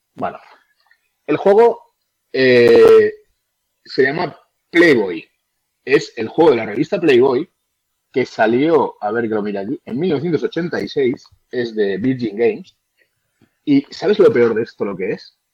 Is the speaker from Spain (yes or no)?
yes; Valencia, Valencian Community, Spain; soy allí de Valencia